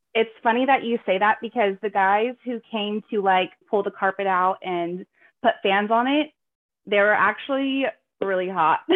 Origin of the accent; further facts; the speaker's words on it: California, United States; now in Pacific Northwest, United States; I live in the Pacific Northwest. I'm originally from California